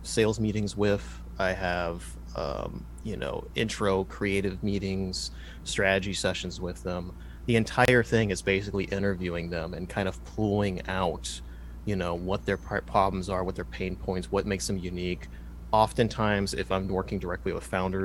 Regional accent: Dayton, Ohio, United States; I'm from the Rust Belt, from Dayton, Ohio. It's where I am here now

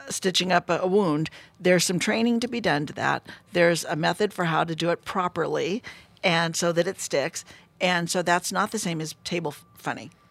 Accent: Fresno, California, United States; I'm from Fresno, California.

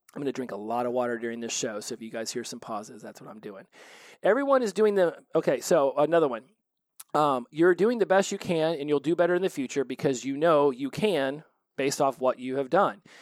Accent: United States; I was from the United States

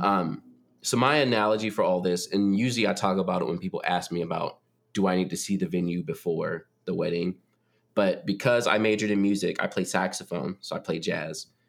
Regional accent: North Carolina, United States; I moved back to North Carolina, like, no hate, it's my home state

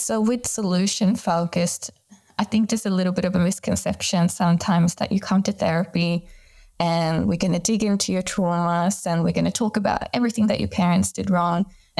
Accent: Sweden; moved away; I've been working in Australia for the past 10 years, but I am originally from Sweden and then back in Europe for a little bit

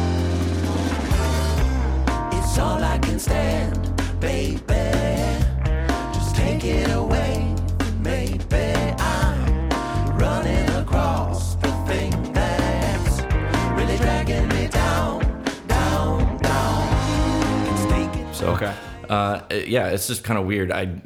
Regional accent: Big Rapids, Michigan, United States; I'm from Big Rapids, which is about an hour north of Grand Rapids

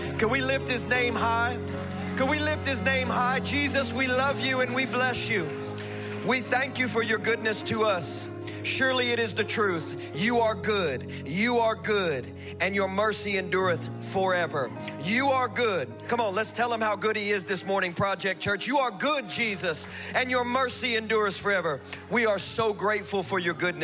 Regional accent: the South, United States; I'm from the South

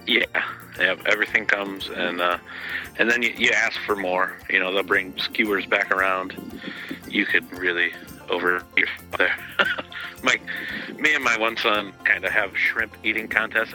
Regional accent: Midwest, United States; I'm from the Midwest and in the states

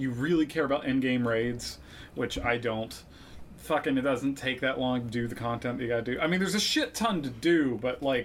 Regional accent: West Virginia, United States; I'm from West

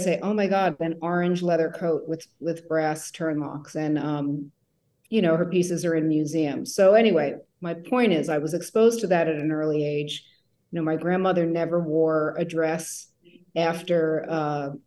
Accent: New Jersey, United States; moved away as an adult; also born or lived in New York; now in San Francisco, United States; I grew up in New Jersey

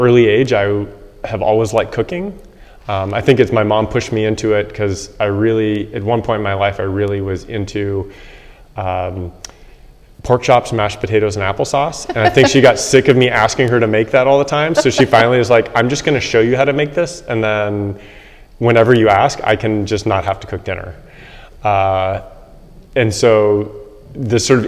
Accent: South Bay, California, United States; I grew up in California in the South Bay, south of San Francisco.

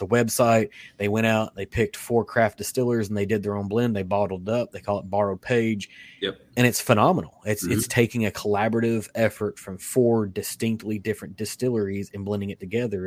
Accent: Kentucky, United States; I'm from Kentucky

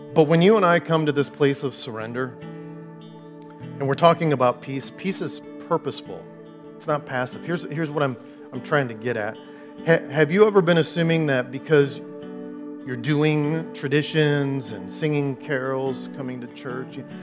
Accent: Clinton, United States; also born or lived in Dallas, Texas; I've never lived anywhere else. I grew up in Clinton

